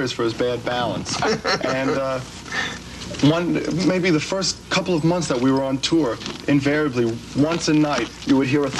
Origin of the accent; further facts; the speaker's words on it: New York City, New York, United States; also born or lived in Queens, New York; I grew up 211th Street and Broadway. I was the only Jew in an Irish neighborhood. And you learn to either run or fight. And then I moved to Queens